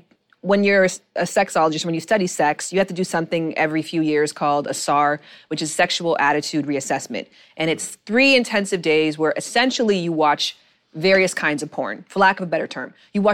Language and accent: English; Canada; But I'm also Canadian, and Canadians are very strict about shoes in the house.